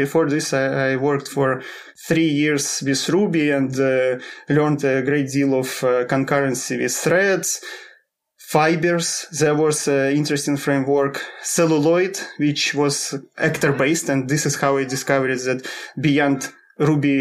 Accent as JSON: {"language": "English", "country": "Russia", "moved": "as an adult", "lives_now": "Sweden", "said": "I'm originally from Russia, but last 7 years I live in Sweden."}